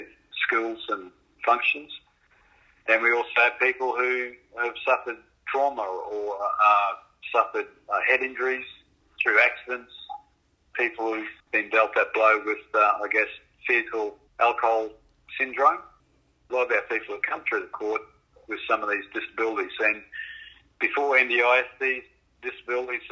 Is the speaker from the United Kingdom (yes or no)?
no; Brisbane, Queensland, Australia; I grew up in Brisbane